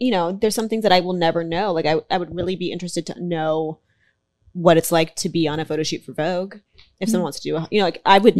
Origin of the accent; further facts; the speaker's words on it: the Bay Area, California, United States; I'm like from the Bay Area.